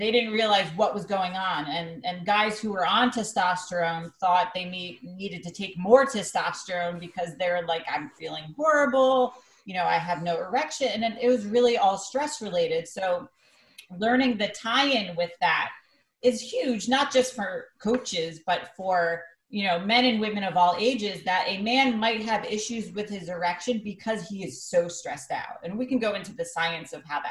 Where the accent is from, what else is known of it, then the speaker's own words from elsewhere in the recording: Greenwich, Connecticut, United States; my hometown of Greenwich, Connecticut